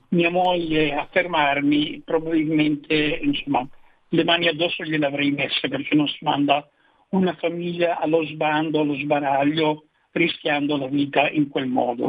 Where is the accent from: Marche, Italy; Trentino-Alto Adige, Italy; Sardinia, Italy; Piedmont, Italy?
Piedmont, Italy; Turin; Io sono di Torino